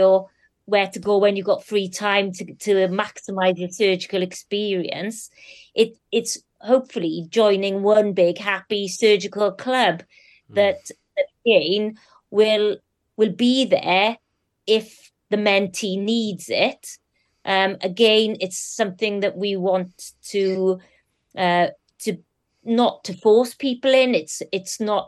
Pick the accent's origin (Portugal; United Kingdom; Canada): United Kingdom; Wales; I'm also Welsh. I do... love where I've come from